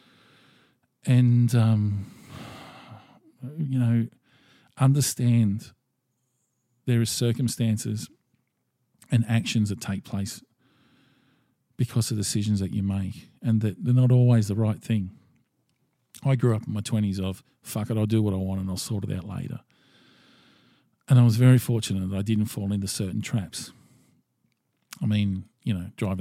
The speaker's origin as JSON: {"language": "English", "country": "Australia", "said": "as an Australian male"}